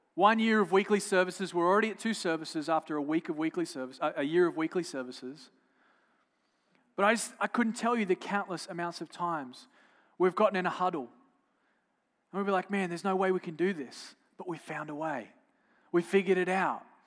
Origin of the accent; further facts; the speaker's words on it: Australia; I'm from Australia